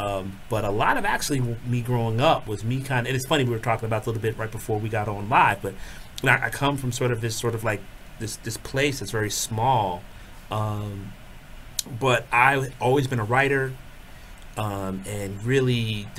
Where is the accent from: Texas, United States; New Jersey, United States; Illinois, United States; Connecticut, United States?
New Jersey, United States; Hopatcong; also born or lived in Livingston, New Jersey / Newark, New Jersey; I was born and raised in the East Coast state of New Jersey. My family is originally from Newark. I was born actually in Livingston. But then about around 2 years old, I moved to a part of the state. It's a little bit more rural, small